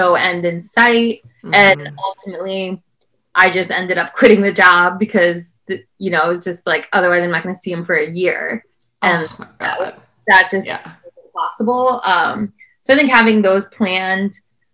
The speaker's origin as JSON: {"language": "English", "town": "South Bend", "region": "Indiana", "country": "United States", "tie": "born or raised there", "said": "where I grew up in South Bend, Indiana"}